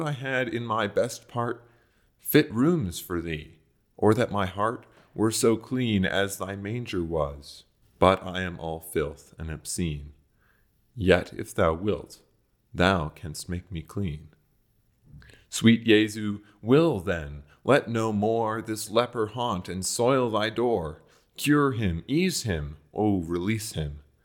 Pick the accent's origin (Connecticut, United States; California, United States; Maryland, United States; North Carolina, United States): Maryland, United States; I'm from Maryland